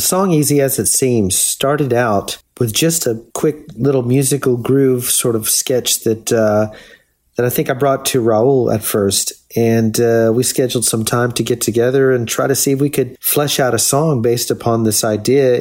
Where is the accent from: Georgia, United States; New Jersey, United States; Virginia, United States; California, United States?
California, United States; La Puente; also born or lived in Los Angeles; I was born in Los Angeles, but I really grew up in a city just east of Los Angeles, about 30 minutes, called La Puente